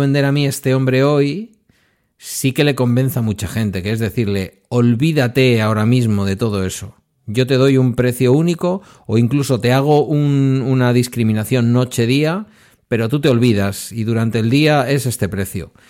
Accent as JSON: {"language": "Spanish", "region": "Basque Country", "country": "Spain", "said": "yo como buen vasco"}